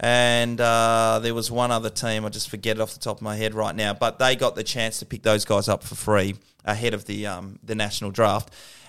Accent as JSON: {"language": "English", "area": "Willow", "region": "Western Australia", "country": "Australia", "said": "I'm a boy from Willow."}